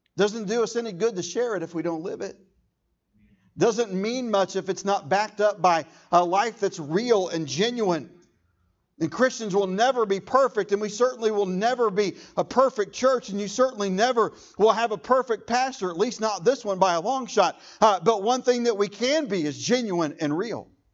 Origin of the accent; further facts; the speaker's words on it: United States; I am proud to be an American